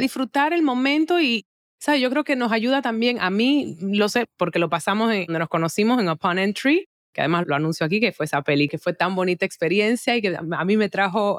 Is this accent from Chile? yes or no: no; Dominican Republic; acá en mi país